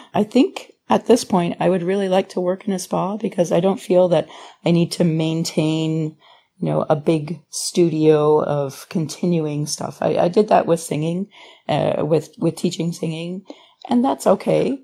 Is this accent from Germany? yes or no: no; Thunder Bay, Ontario, Canada; moved away as an adult; also born or lived in Wyoming, Ontario / Sarnia / St. Catharines; now in California, United States; I'm from a little tiny town called Wyoming, and I grew up sort of like my childhood in Thunder Bay, remote